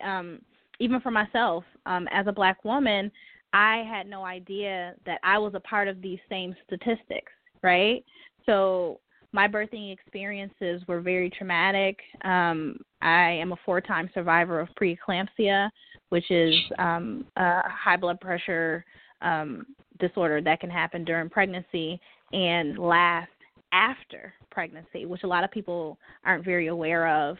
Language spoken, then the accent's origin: English; Buffalo, New York, United States; moved away; I'm originally from Buffalo, New York